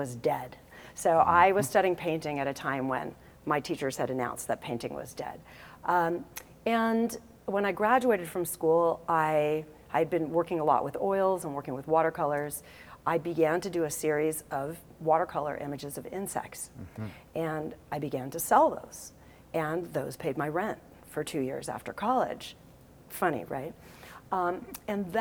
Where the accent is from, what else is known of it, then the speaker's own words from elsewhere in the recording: Los Angeles, California, United States; I grew up in Los Angeles, California